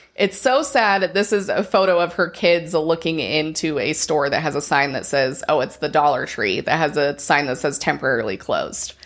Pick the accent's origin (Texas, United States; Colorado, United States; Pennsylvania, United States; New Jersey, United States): Colorado, United States; moved away; we, we grew up in Colorado and when we lived there, the temple was pretty far still.